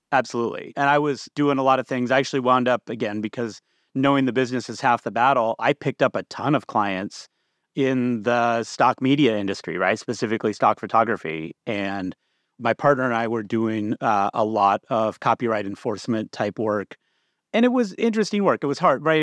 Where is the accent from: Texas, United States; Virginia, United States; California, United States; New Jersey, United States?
California, United States; Bakersfield; moved away as an adult; also born or lived in Boston / Seattle; I grew up in California.